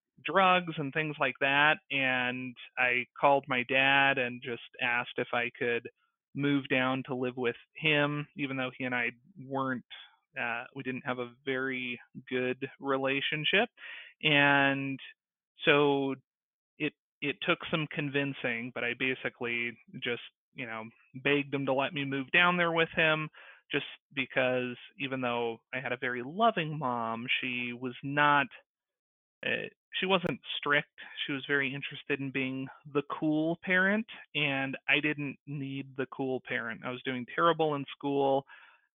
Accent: LA County, California, United States; I was born in California. I grew up in California and kind of mostly LA County.

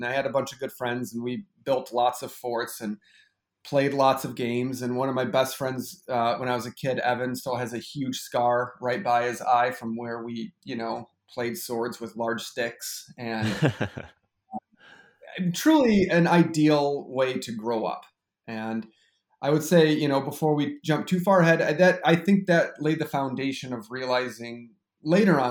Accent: Grosse Ile, Michigan, United States; moved away as an adult; now in La Crosse, United States; I am from Southeast Michigan, a town that probably nobody has ever heard of called Gros Ile, which actually is an island where the Detroit River lets out into Lake Erie. So it's a pretty unique place to grow up

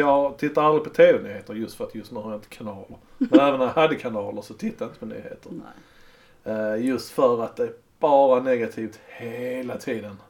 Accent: Sweden; Vi är svenskar

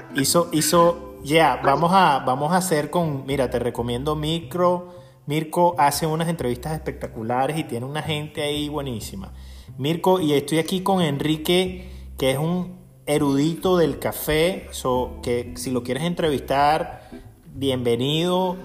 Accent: Aragua, Venezuela; yo soy del estado de Aragua y en el estado de Aragua es la cuna del agrónomo en Venezuela

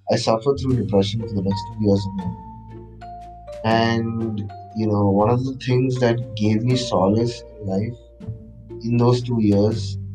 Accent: Kochi, Kerala, India; moved away as an adult; also born or lived in Chennai / Bangalore; Specifically in India, I'm from Kerala, specifically from Kerala. I am I am from Kochi, and I grew up my entire life in Kochi, and I st- I did my entire schooling in Kochi, uh, and then for college I went to Chennai.

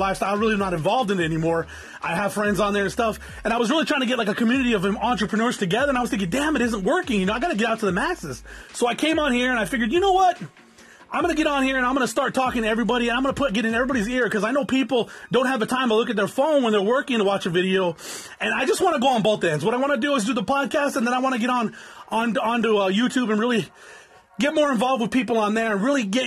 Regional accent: Norwalk, California, United States; Anybody knows where Norwalk is? That's where I was born

